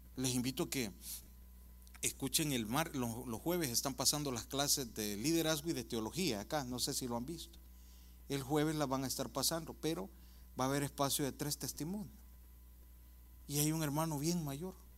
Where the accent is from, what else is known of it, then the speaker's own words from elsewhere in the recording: El Salvador; moved away; yo soy del Salvador, mirábamos Canal 2, 4 y 6 y decía en El Salvador